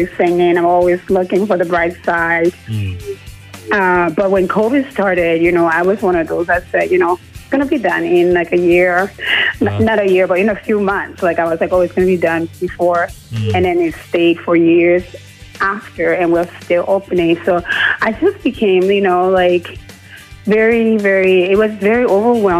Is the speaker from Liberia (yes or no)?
yes; Liberia; moved away as an adult; now in Kitchener, Canada; I'm actually born and raised in Liberia